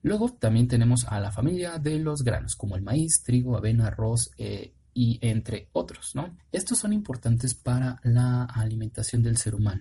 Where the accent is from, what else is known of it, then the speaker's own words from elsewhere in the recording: Mexico City, Mexico; yo soy de la Ciudad de México